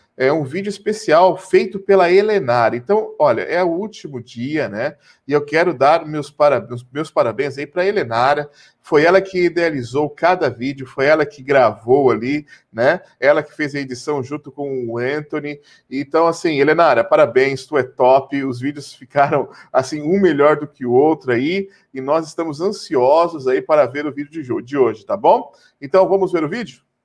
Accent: Brazil; como bons brasileiros

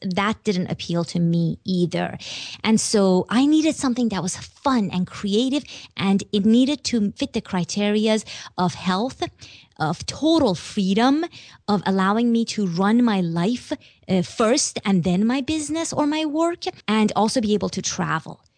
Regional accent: Iran; moved away; I'm from Iran

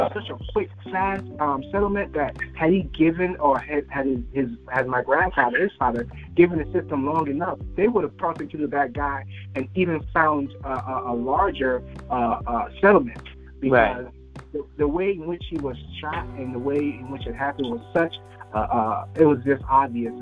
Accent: Liberia; now in United States; I'm originally from Liberia

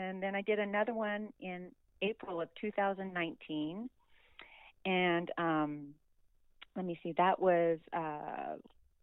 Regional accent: Reno, Nevada, United States; I am from Reno, Nevada, and I am 58 years old

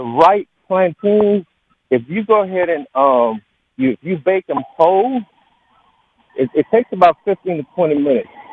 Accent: Honduras; moved away; I'm originally from Honduras

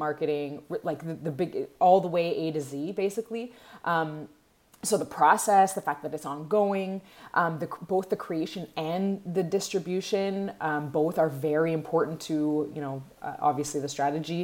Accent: Montreal, Quebec, Canada; I'm from Montreal

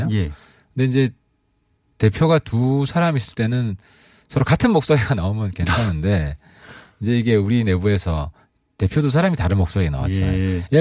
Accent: Honam, South Korea; 저는 호남 쪽입니다.

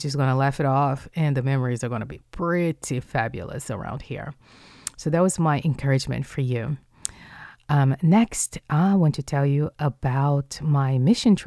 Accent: Rio de Janeiro, Brazil; moved away; I'm from Rio de Janeiro, which is southeast.

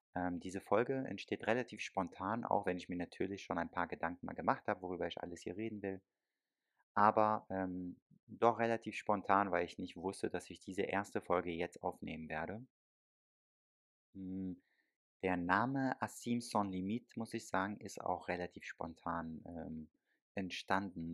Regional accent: Germany; ich bin selber aber in Deutschland aufgewachsen und geboren

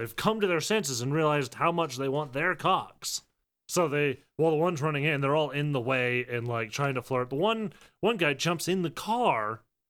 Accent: Chicago, Illinois, United States; I'm from Chicago

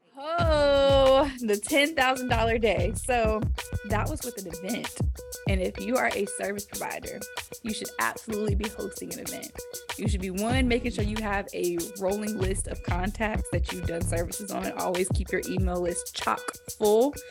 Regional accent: Greensboro, North Carolina, United States; also born or lived in Denver; i am from greensboro north carolina

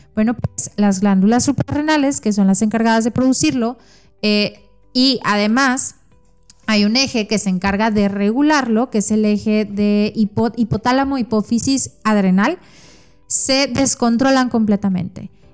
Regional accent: Mexico; soy nutróloga mexicana

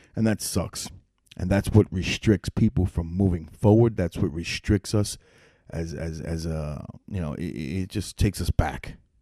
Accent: New York City, New York, United States; now in upstate New York, United States; I'm originally from New York City.

